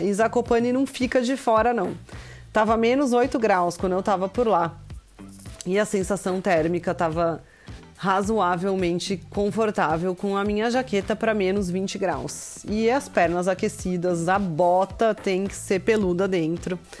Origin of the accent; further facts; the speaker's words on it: Brazil; moved away as an adult; now in Kraków, Poland; pra gente que é do Brasil